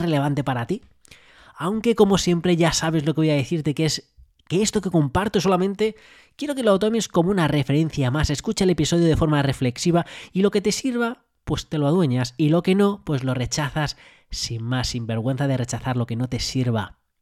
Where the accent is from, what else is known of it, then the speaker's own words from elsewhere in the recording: Madrid, Community of Madrid, Spain; yo me crié en Madrid